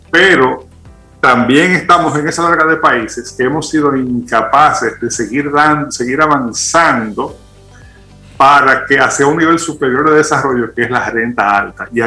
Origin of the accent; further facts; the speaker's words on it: Dominican Republic; si los dominicanos no fuéramos como fuéramos, no fuéramos dominicanos